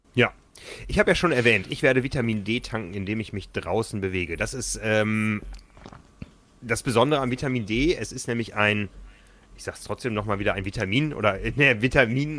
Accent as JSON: {"language": "German", "region": "Hamburg", "country": "Germany", "said": "als Hamburger"}